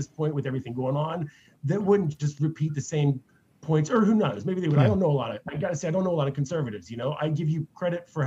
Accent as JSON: {"language": "English", "region": "Florida", "country": "United States", "tie": "born or raised there", "moved": "yes", "lives_now": "Atlanta, United States", "said": "I was born in Florida. Okay. I don't live in Florida. I live in Atlanta now."}